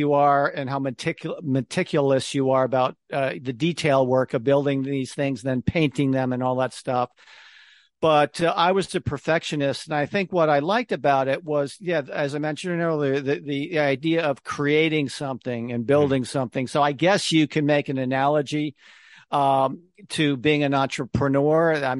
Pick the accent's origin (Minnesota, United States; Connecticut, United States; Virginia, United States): Connecticut, United States; moved away; also born or lived in New York City; I grew up in Connecticut, even though I spent most of my career in New York City.